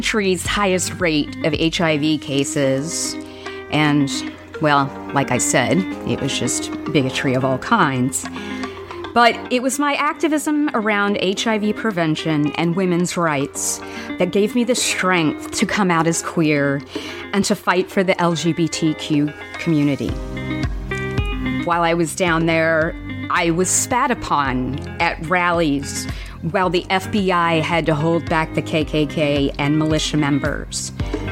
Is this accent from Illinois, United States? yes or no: no; Alabama, United States; I grew up mostly in Alabama